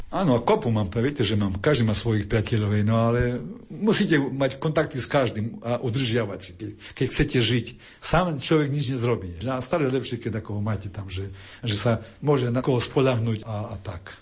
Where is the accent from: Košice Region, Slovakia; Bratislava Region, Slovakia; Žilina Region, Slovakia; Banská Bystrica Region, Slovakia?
Košice Region, Slovakia; Košice; moved away as an adult; now in Chicago, United States; som z Košic